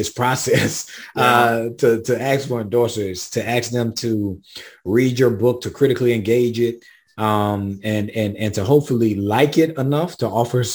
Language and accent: English; South Carolina, United States; I'm from the South. I'm from South Carolina. I'm from the Black Rural South, in between St. Matthew, South Carolina, Swansea, South Carolina, and Sandy Run.